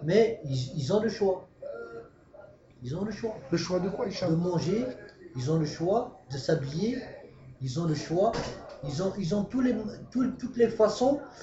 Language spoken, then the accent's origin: French; France; on a grandi en France